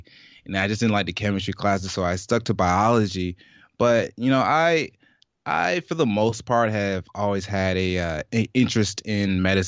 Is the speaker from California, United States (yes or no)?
no; Brooklyn, New York, United States; born there; also born or lived in Michigan / Jamaica / Georgia; And so I was born in Brooklyn, New York. I moved around to Michigan for a bit, in Jackson, Michigan.